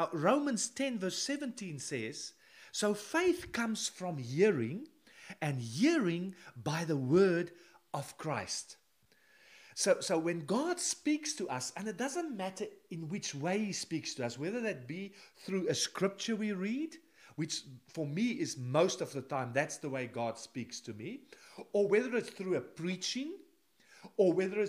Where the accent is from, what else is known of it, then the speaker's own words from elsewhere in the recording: South Africa; moved away as an adult; now in Netherlands; Now, in 1988, when I came with three other people to the Netherlands, we came from South Africa, just a suitcase.